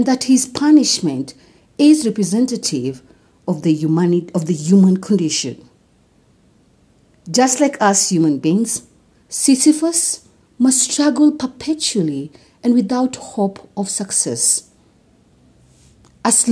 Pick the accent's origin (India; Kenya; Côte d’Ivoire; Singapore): Kenya; I am uniquely Kenyan and relevantly African